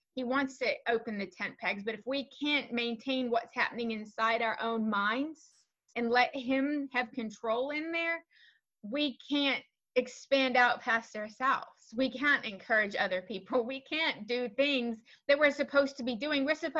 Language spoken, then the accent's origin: English; New Zealand; So I grew up in New Zealand. I know my accent doesn't reflect what most people consider a New Zealand accent.